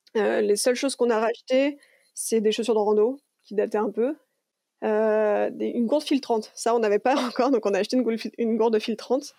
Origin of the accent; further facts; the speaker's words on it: Lyon, Auvergne-Rhône-Alpes, France; also born or lived in Canada / New Zealand; je suis une vraie lyonnaise, hein, je, suis née, j'ai toujours vécu à Lyon quand je suis en France.